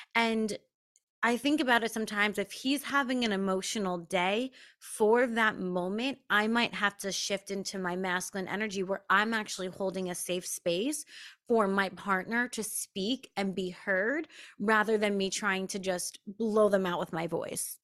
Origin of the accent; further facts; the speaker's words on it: Long Island, New York, United States; I grew up on Long Island